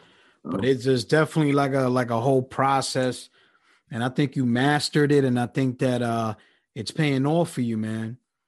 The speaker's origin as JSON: {"language": "English", "region": "New York", "country": "United States", "moved": "yes", "lives_now": "Philadelphia, United States", "said": "I'm originally from New York, but currently I'm in Philadelphia."}